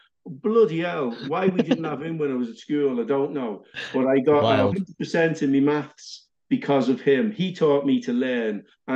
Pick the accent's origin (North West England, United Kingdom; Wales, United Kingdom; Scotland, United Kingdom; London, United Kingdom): North West England, United Kingdom; Liverpool; I don't know. I grew up in Liverpool. I did all the right things. I stayed away from drugs.